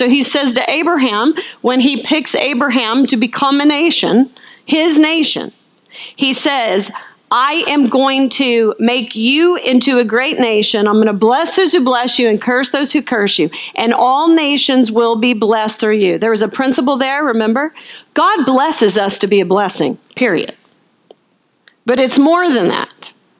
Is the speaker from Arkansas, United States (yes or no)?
yes; Arkansas, United States; Now listen, I'm from Arkansas, I can clean a plate.